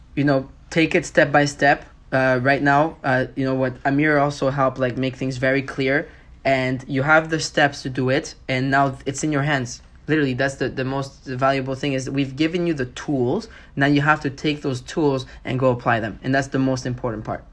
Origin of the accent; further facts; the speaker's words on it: Montreal, Quebec, Canada; I'm from Montreal